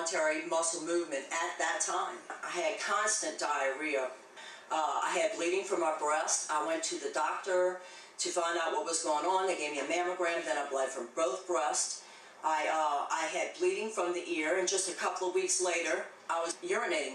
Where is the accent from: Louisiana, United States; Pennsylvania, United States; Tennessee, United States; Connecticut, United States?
Louisiana, United States; Plaquemines Parish; I'm a fisherman from Plaquemines Parish